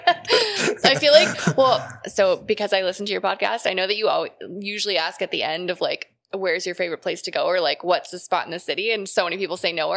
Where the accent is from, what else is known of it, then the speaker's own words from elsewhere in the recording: Calgary, Alberta, Canada; moved away; I'm from Calgary originally